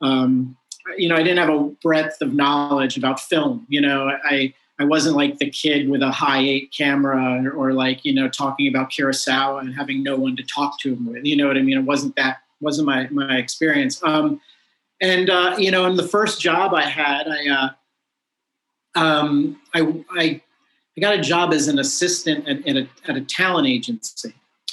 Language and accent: English; New York, United States; also born or lived in Colorado; I grew up in New York State, like in the outer suburbs, probably like 80 miles north of New York City